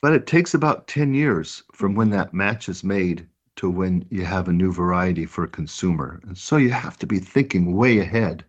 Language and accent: English; Richvale, California, United States; the town I grew up in is where our farm is, is in Richvale, California